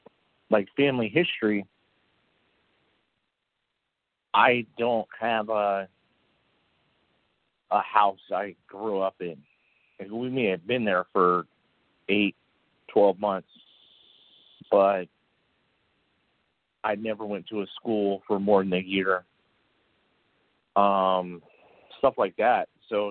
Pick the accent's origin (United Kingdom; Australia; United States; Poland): United States; Michigan; also born or lived in California / Las Vegas; I was born in Michigan. I was raised Michigan, California. I mean, we moved 34 times.